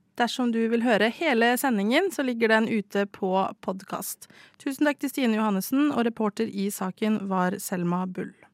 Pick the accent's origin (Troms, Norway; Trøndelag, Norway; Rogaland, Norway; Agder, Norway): Rogaland, Norway; Stavanger; Jeg er fra Stavanger